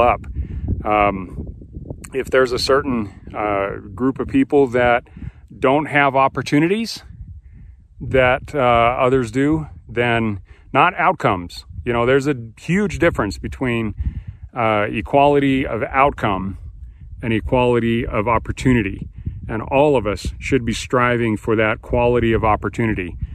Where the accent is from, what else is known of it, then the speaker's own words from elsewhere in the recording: United States; being an American